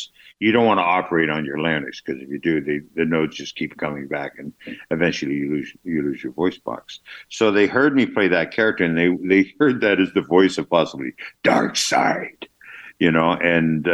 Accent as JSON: {"language": "English", "country": "Canada", "accent": "Canadian", "said": "I just got my Canadian accent there"}